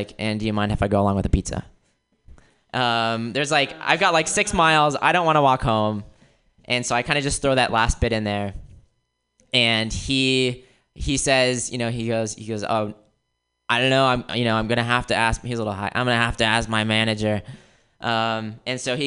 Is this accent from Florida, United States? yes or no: yes; Florida, United States; moved away; also born or lived in Wisconsin; I grew up in Florida, and after Florida, I moved out to Wisconsin